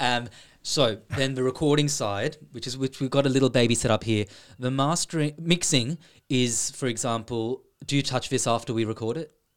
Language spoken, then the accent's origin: English; Sydney, New South Wales, Australia; moved away as an adult; now in Ireland; I am from Sydney, Australia